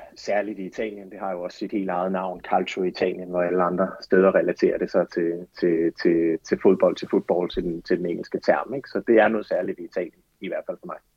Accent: Aarhus, Central Denmark Region, Denmark; moved away as an adult; also born or lived in Florence, Italy; Jeg kommer selv fra Aarhus

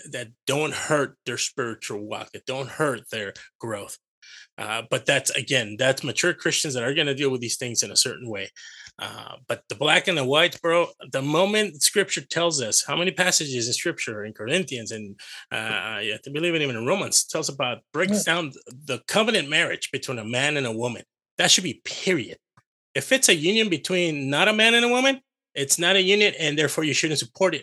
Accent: California, United States; I'm from California

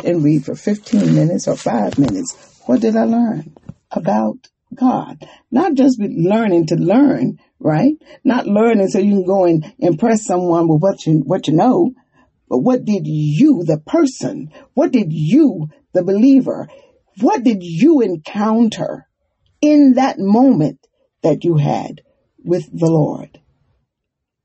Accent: Durham, North Carolina, United States; also born or lived in Monroe; I was born in Monroe, but I grew up in Durham

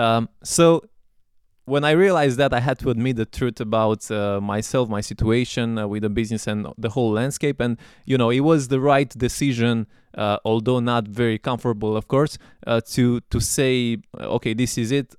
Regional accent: Romania; I'm from Romania

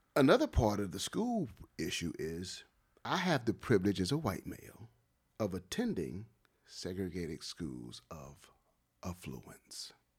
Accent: Wilmington, Delaware, United States; growing up in Wilmington and playing basketball at the H Street Center

